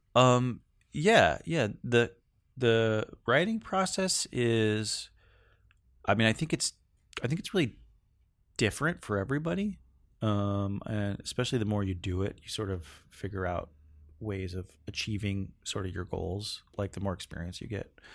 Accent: Northern California, United States; moved away as an adult; now in Seattle, United States; I grew up in Cal, Northern California, and I moved to Seattle in two thousand

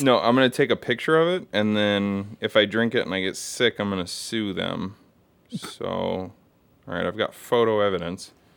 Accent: United States; as an American

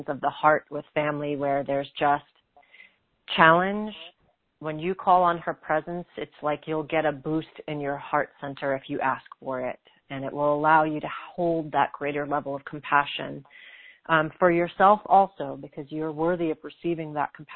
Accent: New York, United States; I'm from New York, and I am a New Yorker

